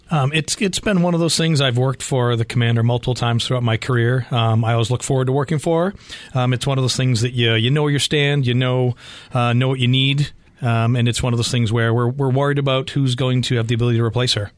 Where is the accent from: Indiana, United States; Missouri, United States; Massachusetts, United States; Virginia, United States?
Massachusetts, United States; Boston; moved away as an adult; now in Arizona, United States; coming from Boston